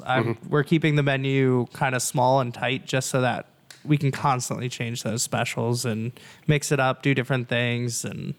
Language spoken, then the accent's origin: English; New Jersey, United States; moved away; And I'm from Jersey originally